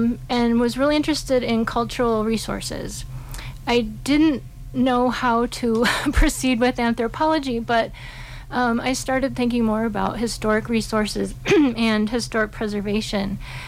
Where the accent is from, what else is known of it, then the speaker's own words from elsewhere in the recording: Wisconsin, United States; also born or lived in Europe; now in Telluride, United States; It was in the Midwest. I grew up in Wisconsin. Yeah, but ended up living all over the place. I've lived all over the country and all over the world.